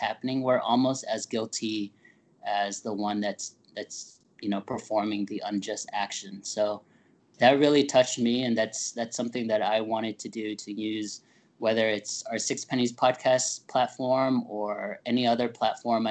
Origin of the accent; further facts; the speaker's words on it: United States; we're American through and through, whatever you may want to define that as, but we were born here